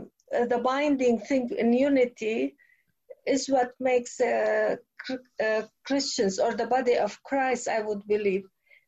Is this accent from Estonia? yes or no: no; Lebanon; now in Barrie, Canada; Barrie, Canada. So, yeah, but I'm originally Lebanese.